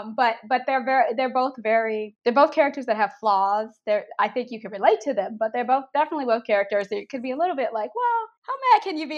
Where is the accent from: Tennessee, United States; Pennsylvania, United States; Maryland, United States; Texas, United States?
Maryland, United States; now in Canada; I'm from Maryland, so I do summers in Maryland with my family.